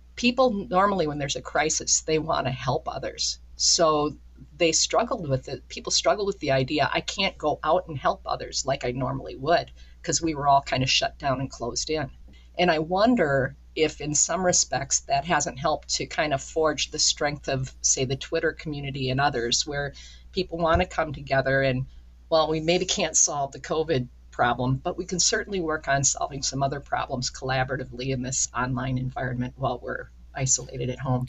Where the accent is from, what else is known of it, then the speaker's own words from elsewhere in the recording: Minneapolis, Minnesota, United States; moved away as an adult; also born or lived in Wisconsin / Red Wing, Minnesota / southern New Hampshire; now in northern New York, United States; growing up in the Minneapolis St. Paul region myself